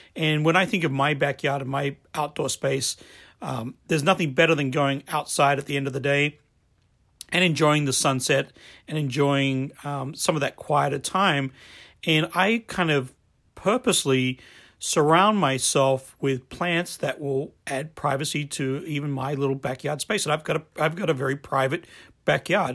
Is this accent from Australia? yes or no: yes; Adelaide, South Australia, Australia; I grew up in Australia